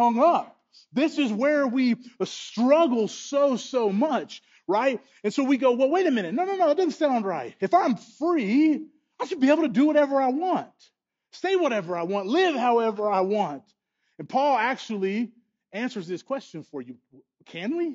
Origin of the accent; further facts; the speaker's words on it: United States; as American people